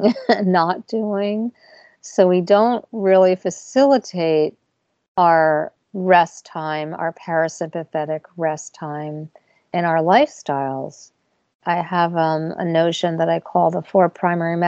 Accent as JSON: {"language": "English", "region": "New York", "country": "United States", "said": "I'm a New Yorker"}